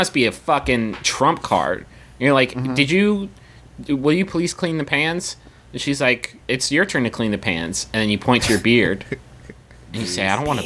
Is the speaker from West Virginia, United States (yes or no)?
yes; West Virginia, United States; We're from West Virginia.